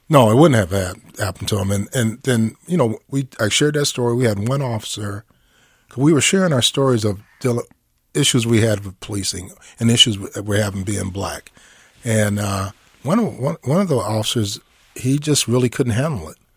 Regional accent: Minneapolis, Minnesota, United States; I grew up in North Minneapolis

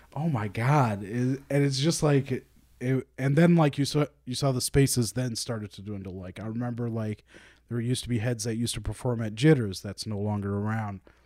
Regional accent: Saint Paul, Minnesota, United States; also born or lived in Roseville; I was born and raised in Saint Paul for the first thirteen years of my life

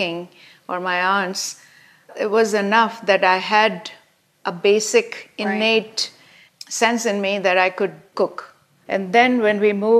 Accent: India; moved away as an adult; now in United States; growing up in India

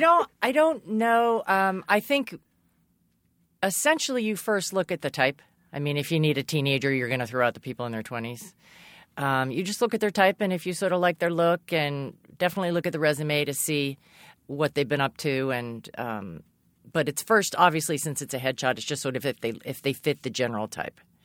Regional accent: Massachusetts, United States; I grew up in Massachusetts.

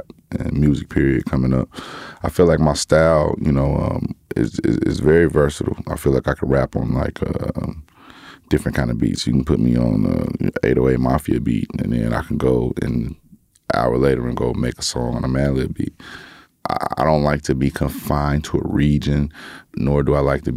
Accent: Gary, Indiana, United States; I'm from Gary

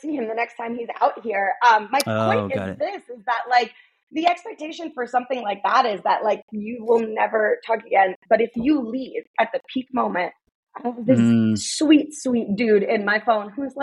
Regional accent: New York, United States; I'm from New York

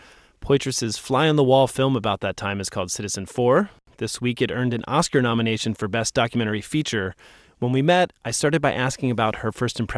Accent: Philadelphia, Pennsylvania, United States; moved away; I'm from Philly.

